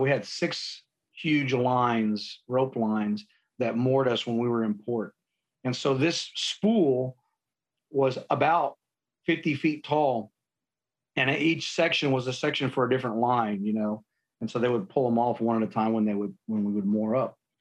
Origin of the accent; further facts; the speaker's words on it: San Antonio, Texas, United States; I grew up in San Antonio. Um, born and raised